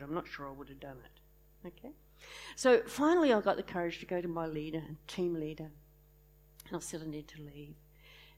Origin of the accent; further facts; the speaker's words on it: Launceston, Tasmania, Australia; I was brought up in Launceston a long time ago